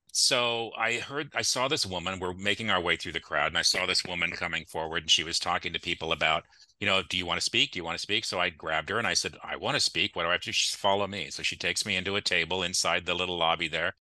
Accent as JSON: {"language": "English", "town": "Clovis", "region": "California", "country": "United States", "tie": "born or raised there", "said": "I grew up in Clovis. I went to Clovis Cole Elementary. I went to Clark Intermediate. I went to Clovis High"}